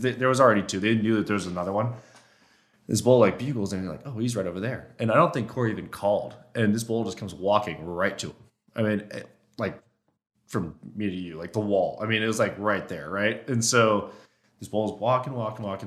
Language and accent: English; Oregon, United States; moved away; growing up in Oregon, I shot at one spike when I was in high school.